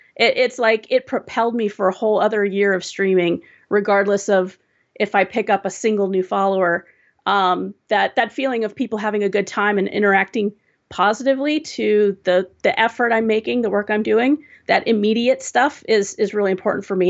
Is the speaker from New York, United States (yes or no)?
no; Southern California, United States; also born or lived in Seattle area; now in Seattle, United States; I was, uh, born and raised in Southern California, and, um, one of the, the biggest, uh, tragedies of moving up to the Seattle area